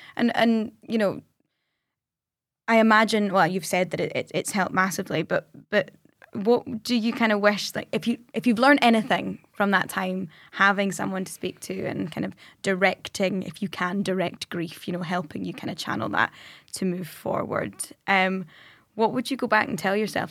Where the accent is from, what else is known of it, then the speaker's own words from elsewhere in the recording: Scotland, United Kingdom; we're Scottish